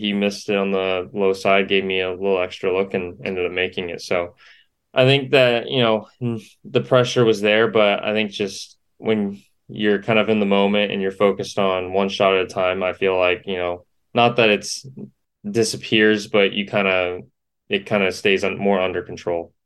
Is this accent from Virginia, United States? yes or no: no; Yorba Linda, California, United States; now in Gainesville, United States; I grew up in Yorba Linda, California. So I was a Southern California kid